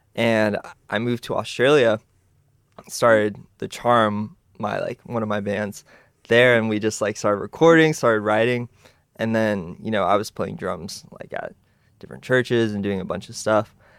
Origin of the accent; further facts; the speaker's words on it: Texas, United States; I was born in Texas, you know, and it was cool because I grew up in like a musical family